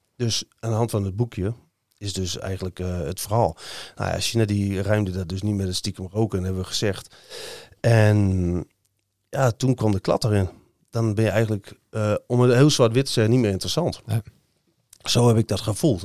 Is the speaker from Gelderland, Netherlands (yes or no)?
no; Hoogkerk, Groningen, Netherlands; also born or lived in Eenrum; ik ben in Hoogkerk opgegroeid